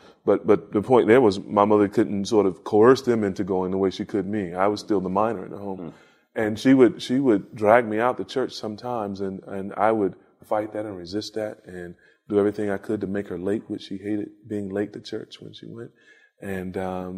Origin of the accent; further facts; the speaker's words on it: Lexington, North Carolina, United States; moved away; From Lexington, North Carolina.